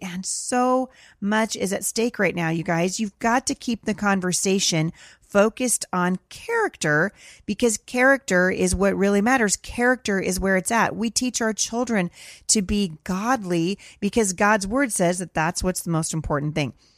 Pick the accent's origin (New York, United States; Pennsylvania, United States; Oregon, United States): Oregon, United States; Portland; my hometown of Portland, Oregon.